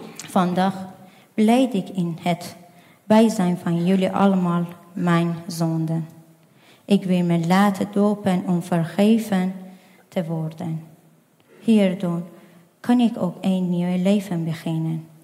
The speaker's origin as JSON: {"language": "Dutch", "country": "Afghanistan", "second_language": "Dutch", "moved": "yes", "lives_now": "Netherlands", "said": "ik kom uit Afghanistan."}